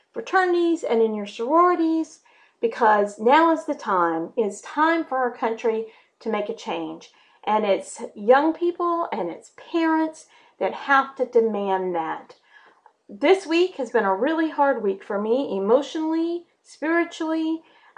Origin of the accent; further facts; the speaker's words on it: the South, United States; I grew up in the South. I live in the South. I am as Southern as they come